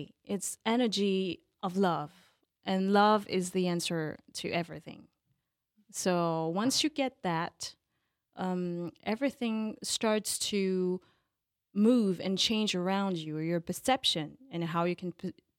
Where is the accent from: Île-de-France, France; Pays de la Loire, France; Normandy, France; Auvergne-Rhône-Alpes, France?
Île-de-France, France; Paris; I'm a real Parisian. Born in Paris